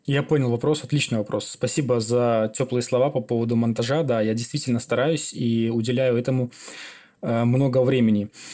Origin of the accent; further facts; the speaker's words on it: Belarus; also born or lived in Siberia, Russia; Я родился в Сибири, и во втором классе, перед вторым классом, мои родители мигрировали в Беларусь.